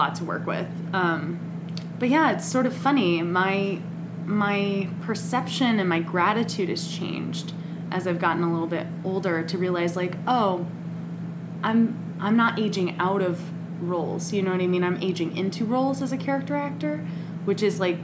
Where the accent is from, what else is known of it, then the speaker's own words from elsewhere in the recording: San Diego, California, United States; moved away as an adult; also born or lived in New York City; I'm from San Diego